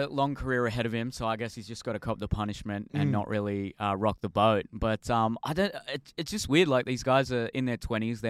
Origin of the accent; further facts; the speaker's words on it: Sydney, New South Wales, Australia; I grew up in the St. George area in Sydney.